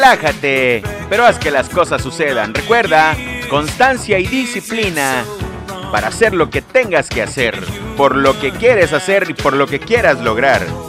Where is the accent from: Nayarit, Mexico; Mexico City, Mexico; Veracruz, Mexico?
Veracruz, Mexico; Lerdo de Tejada; en el bello estado de Veracruz, en la República Mexicana, de donde yo soy originario, Lerdo de Tejada, Veracruz, México